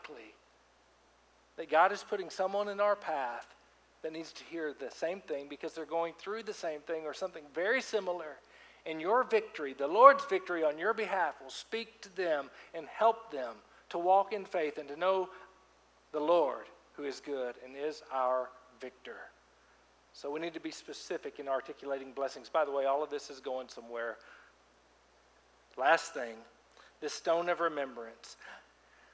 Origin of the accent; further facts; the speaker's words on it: Fort Smith, Arkansas, United States; moved away as an adult; my hometown, Fort Smith, Arkansas, ran around there for 15 years of my life. And you know, I've been gone since college